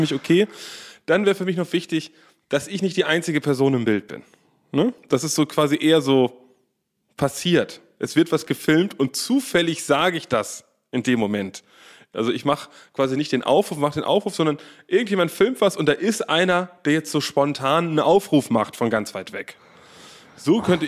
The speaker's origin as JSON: {"language": "German", "region": "Berlin", "country": "Germany", "said": "Wir sind ja aus Berlin"}